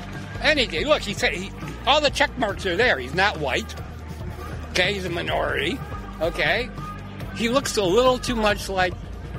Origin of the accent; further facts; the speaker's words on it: New York, United States; Yeah. I'm from New York State.